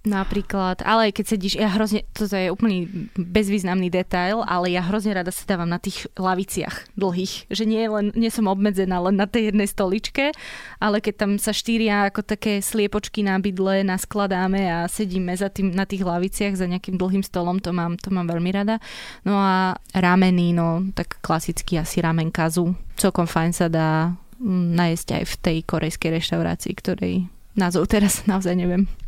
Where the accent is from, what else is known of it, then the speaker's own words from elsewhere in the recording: Prievidza, Trenčín Region, Slovakia; moved away; also born or lived in Handlová; ja teraz sa vraciam, keď chodím domov, tak do handlovej, mm-hmm. ale žila som väčšinu času v Prievidzi.